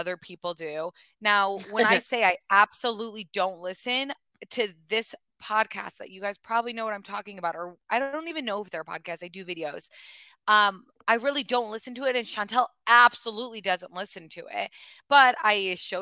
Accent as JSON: {"language": "English", "region": "Michigan", "country": "United States", "said": "we're two girls from Michigan"}